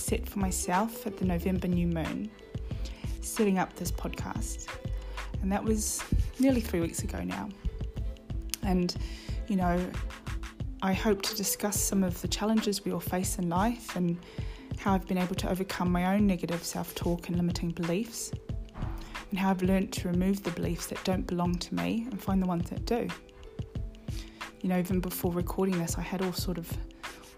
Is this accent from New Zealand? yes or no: yes; New Zealand; moved away as an adult; now in London, United Kingdom; I'm from New Zealand, but I've been living in London now for just over 13 years